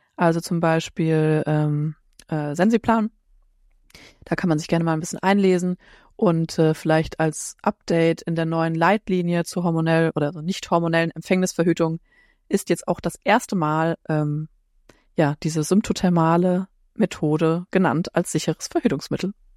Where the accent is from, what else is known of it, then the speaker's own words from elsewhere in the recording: Frankfurt am Main, Hesse, Germany; ich komme aus Frankfurt am Main, bin Heilpraktikerin